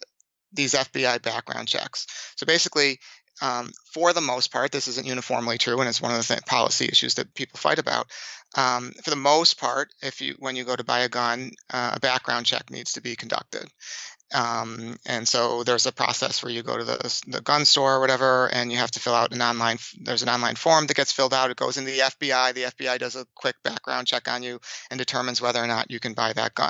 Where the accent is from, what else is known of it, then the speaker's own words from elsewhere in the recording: Boston, Massachusetts, United States; I'm from Boston